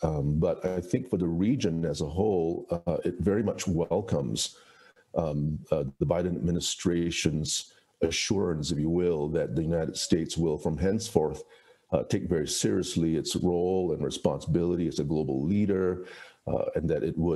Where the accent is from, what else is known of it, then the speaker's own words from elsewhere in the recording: Singapore; my home country of Singapore